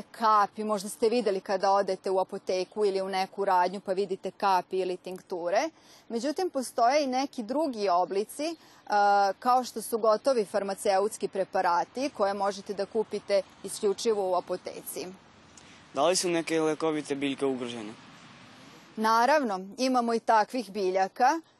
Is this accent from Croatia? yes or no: no; Vojvodina, Serbia; kod nas u Vojvodini.